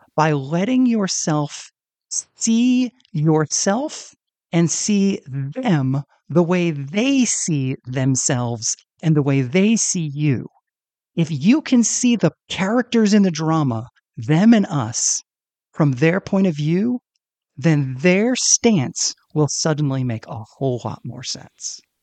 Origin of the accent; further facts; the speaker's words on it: United States; me as an American